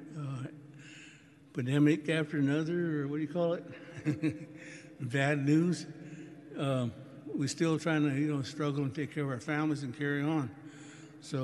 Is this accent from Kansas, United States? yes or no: no; Round Valley Reservation, California, United States; I'm from Round Valley Reservation up north of here